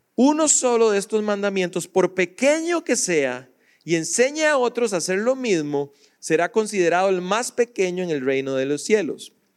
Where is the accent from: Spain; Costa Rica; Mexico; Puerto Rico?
Costa Rica; yo soy tico